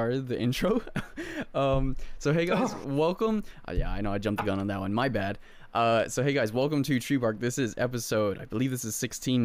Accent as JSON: {"language": "English", "country": "United States", "tie": "born or raised there", "said": "born and raised in America"}